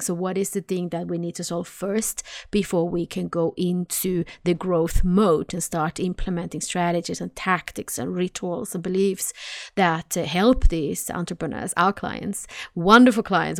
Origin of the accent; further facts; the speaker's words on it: Sweden; I'm from Sweden, so I say nej